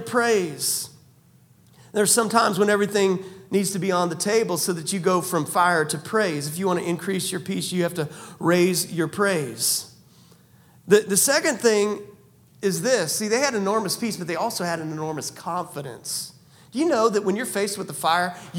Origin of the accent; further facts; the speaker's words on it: United States; I'm also an American.